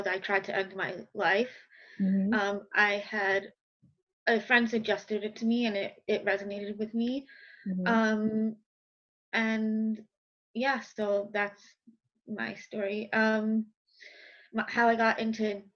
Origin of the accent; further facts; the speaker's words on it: Westchester, New York, United States; accent: New York; now in Brooklyn, United States; I'm from New York, if you can't hear in my accent. I live in Brooklyn. I'm from Westchester, so I've been pretty much in the tri-state area my whole life.